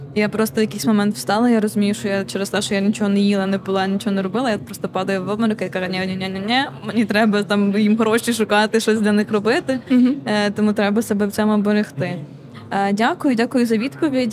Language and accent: Ukrainian; Konotop, Sumy Oblast, Ukraine; я з Конотопа сама, і я тоді була в Конотопі